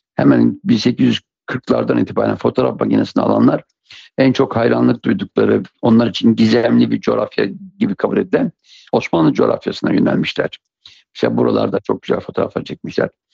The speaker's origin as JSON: {"language": "Turkish", "region": "Siirt Province", "country": "Turkey", "tie": "born or raised there", "said": "Siirt'te doğmuşum."}